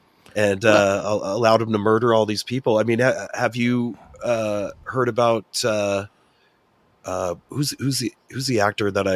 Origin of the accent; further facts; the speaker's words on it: California, United States; I'm from California.